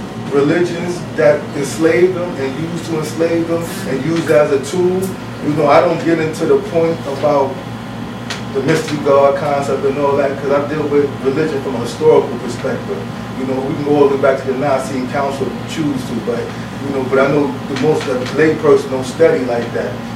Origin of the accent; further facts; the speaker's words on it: New York City, New York, United States; I'm from Brooklyn